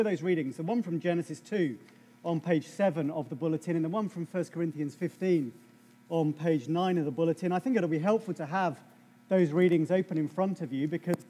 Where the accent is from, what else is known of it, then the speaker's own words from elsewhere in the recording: England, United Kingdom; I'm English